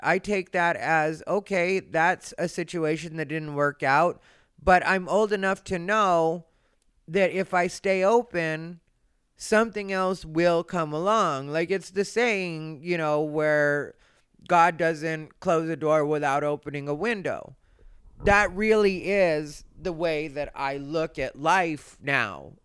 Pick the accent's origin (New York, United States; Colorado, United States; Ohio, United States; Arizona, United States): Arizona, United States; I grew up in Arizona, which is or was a racist place